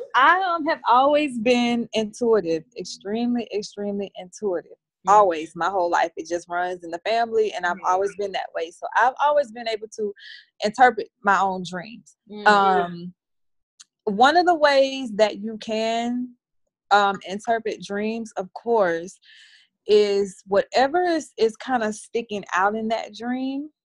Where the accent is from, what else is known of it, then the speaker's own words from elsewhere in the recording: the South, United States; I'm from the South